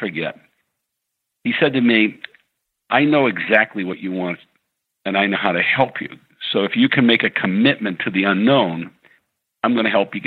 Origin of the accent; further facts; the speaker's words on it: New England, United States; I was from New England and Irish Catholic